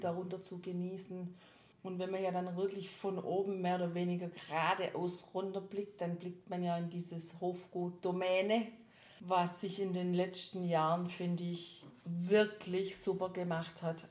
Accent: Baden-Württemberg, Germany; als Schwabe

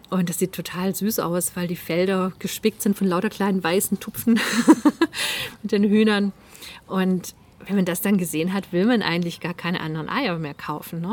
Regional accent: near Zollernalb, Baden-Württemberg, Germany; Ziegenhütte Zollernalb. Das ist ganz in der Nähe von da, wo ich aufgewachsen bin.

